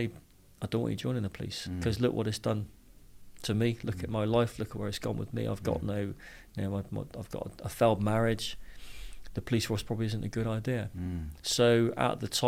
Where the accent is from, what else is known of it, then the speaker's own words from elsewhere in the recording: Bristol, South West England, United Kingdom; accent: Bristol; I grew up in Bristol, as you can tell by the accent